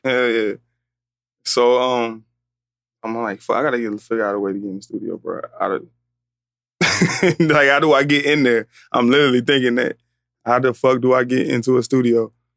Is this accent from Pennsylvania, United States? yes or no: no; Atlanta, Georgia, United States; I'm from Atlanta